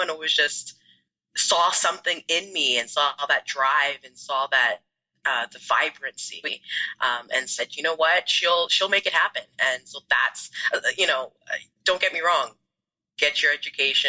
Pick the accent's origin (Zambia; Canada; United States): Canada; Toronto, Ontario; also born or lived in Ghana; I'm from Ghana, so that's where I was born. I immigrated to Canada when I was about 3 years old. So I live in the Greater Toronto area